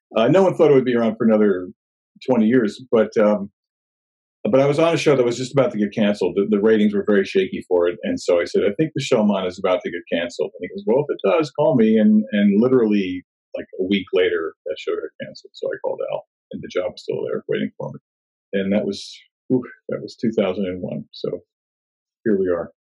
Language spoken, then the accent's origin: English; New Jersey, United States; moved away as an adult; also born or lived in Los Angeles, California / New Orleans, Louisiana; now in Sherman Oaks, United States; I grew up in New Jersey and I moved out here to LA almost 30 years ago in January of 1992